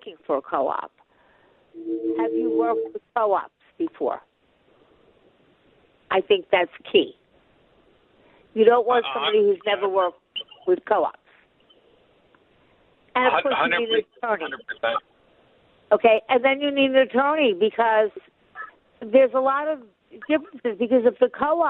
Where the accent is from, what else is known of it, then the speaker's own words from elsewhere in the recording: Long Island, New York, United States; moved away; I come from Long Island